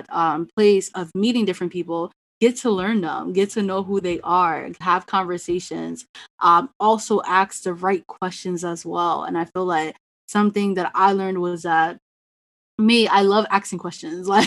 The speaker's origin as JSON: {"language": "English", "country": "Ghana", "said": "being the Ghanaian, like sometimes I hear different last name pronunciations."}